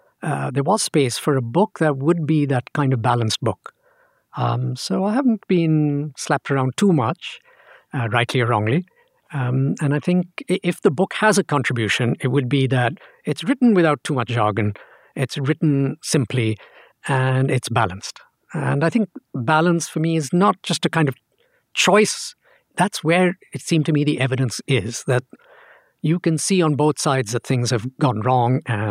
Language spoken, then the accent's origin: English; India; I'm Indian, of course